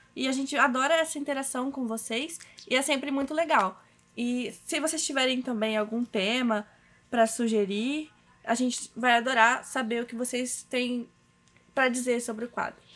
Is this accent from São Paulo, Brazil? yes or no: no; Cachoeiro de Itapemirim, Espírito Santo, Brazil; eu sou de Cachoeiro de Itapemirim, aqui no Espírito Santo